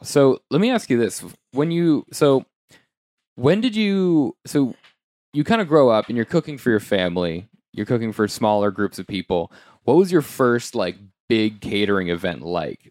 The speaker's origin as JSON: {"language": "English", "country": "United States", "lives_now": "New York City, United States", "said": "being American"}